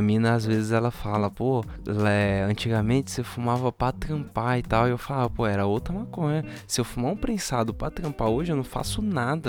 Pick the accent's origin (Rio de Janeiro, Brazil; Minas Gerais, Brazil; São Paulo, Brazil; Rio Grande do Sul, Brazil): São Paulo, Brazil; also born or lived in Montevideo; eu, como paulistano, me senti muito fresco